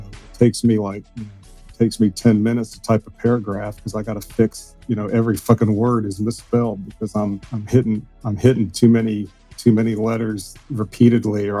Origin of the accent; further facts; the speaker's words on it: the South, United States; down here in the South